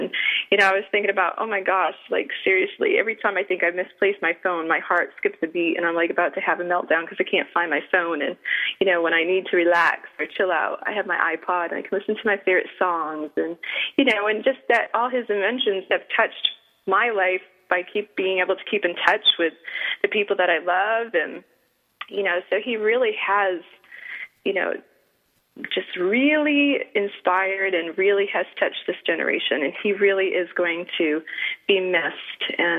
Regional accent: Italy; now in Seattle, United States; And you know that I love my home country, but I'm so glad that the Italian justice system worked this time and she was able to get out.

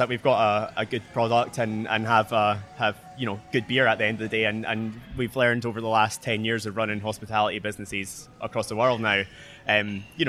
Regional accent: Edinburgh, Scotland, United Kingdom; moved away as an adult; also born or lived in Newcastle; Edinburgh, my hometown

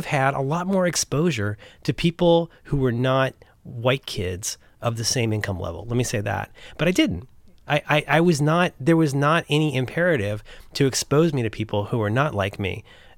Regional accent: Cincinnati, Ohio, United States; I'm growing up in Cincinnati, which is an extremely conservative, you know, Ohio is a very mostly liberal union state, but Cincinnati is a total outlier.

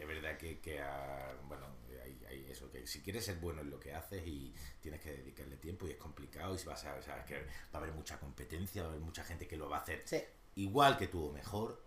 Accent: Málaga, Andalusia, Spain; now in Madrid, Spain; yo soy un cabal de Málaga, de familia humilde de Málaga

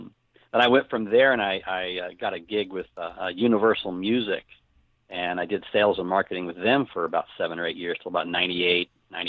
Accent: Texas, United States; I grew up down here in North Texas, the Dallas-Fort Worth area. That's where I've basically lived my whole life.

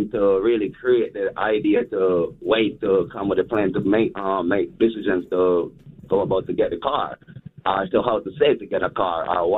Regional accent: Kingston, Jamaica; Because, you know, I'm from Kingston, Jamaica. So, you know what I mean? I'm a global person.

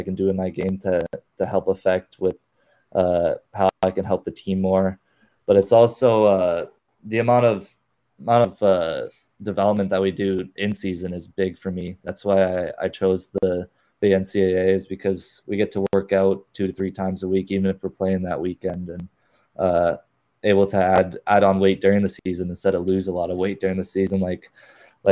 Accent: Scottsdale, Arizona, United States; now in Northville, United States; I was born and raised in Scottsdale, Arizona when my dad was playing for the Coyotes.

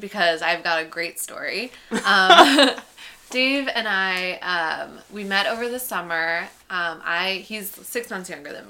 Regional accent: Chicago, Illinois, United States; moved away as an adult; now in New York, United States; I'm from Chicago, so a lot of people from my graduating high school class went to U of I.

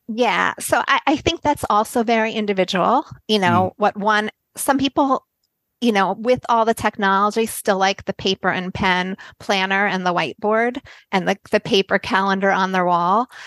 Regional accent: United States; moved away as an adult; also born or lived in Tel Aviv, Israel; I'm American. We did I did grow up in America and I lived here for the first 30 years of my life

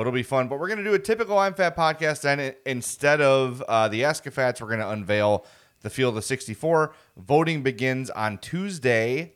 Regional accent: Chicago, Illinois, United States; born and raised on the South Side

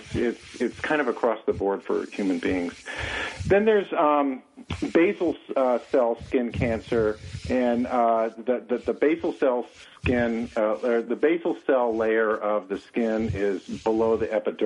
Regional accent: California, United States; also born or lived in White Mountains, New Hampshire; now in New Hampshire, United States; I'm originally from California

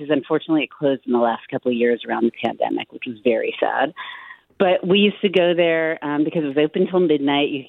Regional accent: Berkeley, California, United States; So I grew up in Berkeley. I currently actually still live here after some time away.

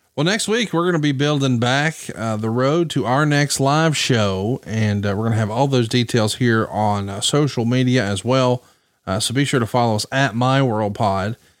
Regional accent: the South, Southern United States, United States; accent: Southern

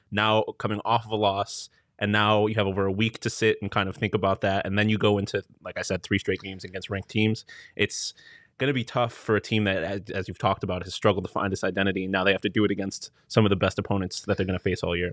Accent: Buffalo, New York, United States; moved away; also born or lived in Syracuse, New York; I'm from Buffalo, so that's Western New York.

